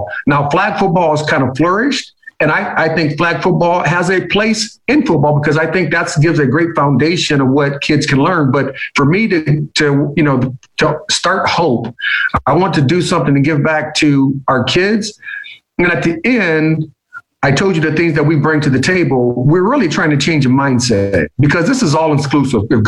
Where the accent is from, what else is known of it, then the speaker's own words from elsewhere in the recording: Fort Wayne, Indiana, United States; moved away; my hometown of Fort Wayne, Indiana